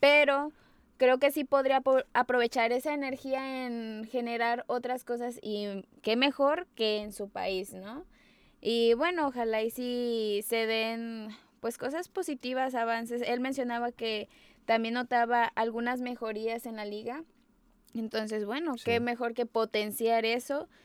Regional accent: Mexico; soy mexicana

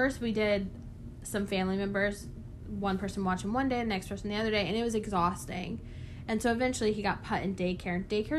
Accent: Raleigh, North Carolina, United States; The closest Walmart, okay, not even Target. I'm from Raleigh, not even Target.

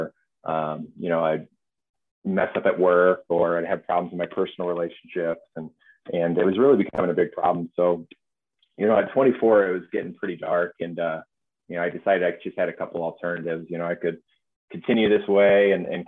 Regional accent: Austin, Texas, United States; I did a lot of my growing up in Austin, Texas, mostly in the hill country

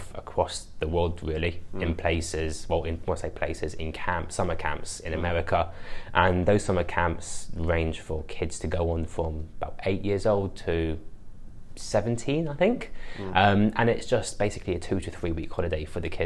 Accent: London, United Kingdom; moved away as an adult; now in Australia; I'm not from Australia. I'm from London in the UK. And came out here just before COVID

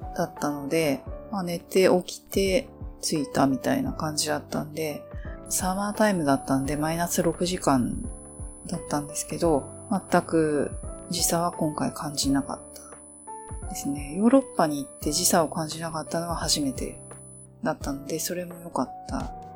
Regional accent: Japan; 生まれ育った国なので、やっぱり日本いいな

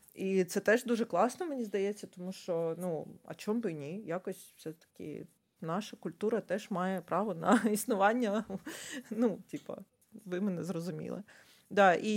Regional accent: Ukraine; Я з України

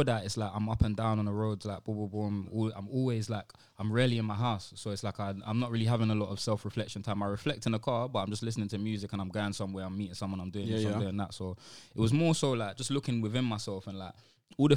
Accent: London, United Kingdom; also born or lived in Sierra Leone; I'm from Newham

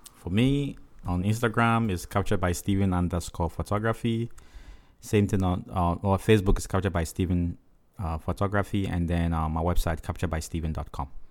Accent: Ghana; accent: African; moved away; I'm from Ghana, right, West Africa

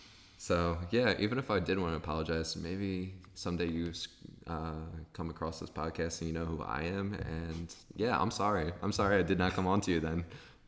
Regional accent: East Coast, United States; now in Philadelphia, United States; I just moved into a apartment in Philadelphia. I'm from the East Coast audience.

